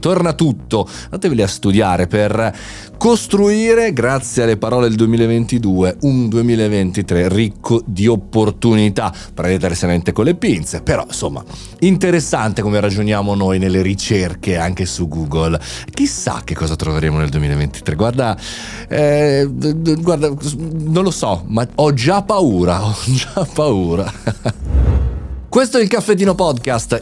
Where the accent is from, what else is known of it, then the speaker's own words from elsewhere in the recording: Italy; noi italiani